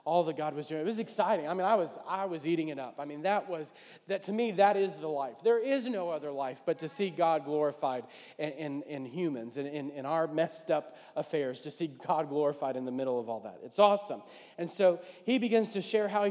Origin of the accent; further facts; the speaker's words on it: New Orleans, Louisiana, United States; I'm from New Orleans